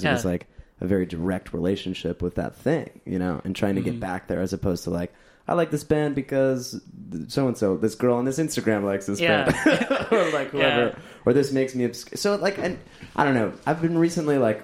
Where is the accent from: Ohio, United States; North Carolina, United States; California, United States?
California, United States; Orange County; I grew up in Orange County and like Anaheim and like Huntington Beach